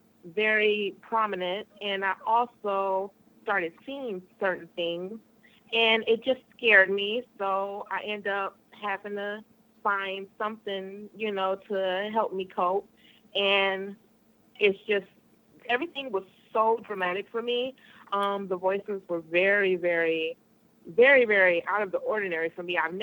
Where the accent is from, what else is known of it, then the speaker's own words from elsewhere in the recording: Michigan, United States; I'm from Michigan.